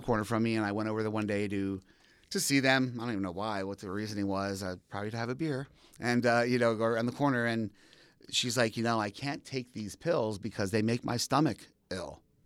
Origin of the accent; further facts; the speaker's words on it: Allentown, Pennsylvania, United States; now in Philadelphia, United States; born and raised in the Allentown area.